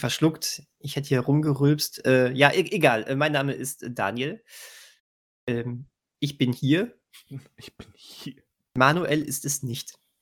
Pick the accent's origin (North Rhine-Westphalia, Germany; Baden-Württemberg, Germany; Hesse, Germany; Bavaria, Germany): North Rhine-Westphalia, Germany; Bönen; Ich komme aus Böhnen. Die Straßen hier sind ein Traum.